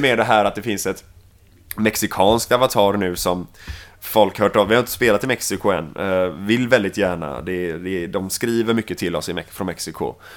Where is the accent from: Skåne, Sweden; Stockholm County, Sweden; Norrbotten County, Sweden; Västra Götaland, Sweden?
Västra Götaland, Sweden; Mölndal; accent: Gothenburg (göteborgska) / Mölndal; på svenska så pratar jag göteborgska.